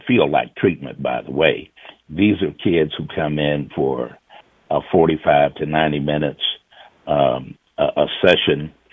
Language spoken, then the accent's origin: English; the South, United States; you and I come from the South